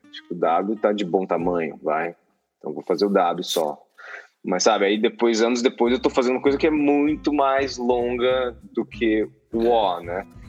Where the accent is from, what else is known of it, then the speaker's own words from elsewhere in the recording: Mato Grosso do Sul, Brazil; also born or lived in Campo Grande / Bonito; now in São Paulo, Brazil; eu sou nascido em São Paulo, mas fui criado no Mato Grosso do Sul, né?